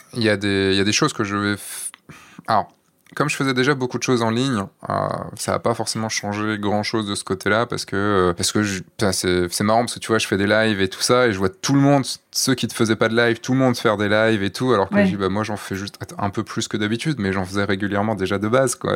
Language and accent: French; Brittany, France; moi, je suis breton, quand même